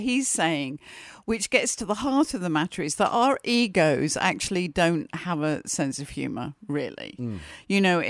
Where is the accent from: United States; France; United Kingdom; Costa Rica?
United Kingdom; And in Britain, we do that all the time.